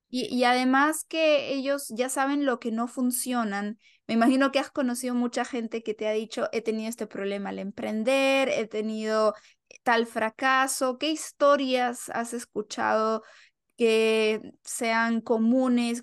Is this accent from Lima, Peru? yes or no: yes; Lima, Peru; now in United States; yo soy de Lima.